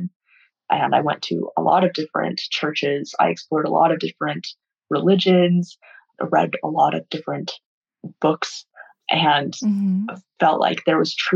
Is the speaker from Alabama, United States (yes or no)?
no; Cedar City, Utah, United States; I was also raised in Southern Utah